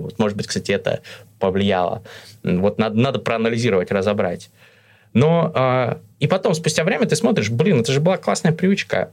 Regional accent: Russia; moved away as an adult; also born or lived in Kazakhstan / Moscow, Russia; now in Istanbul, Turkey; Я родился в Казахстане, но когда было мне несколько месяцев, мы с семьей переехали в Россию

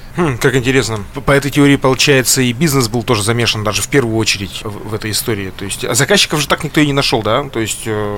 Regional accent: Yekaterinburg, Sverdlovsk Oblast, Russia

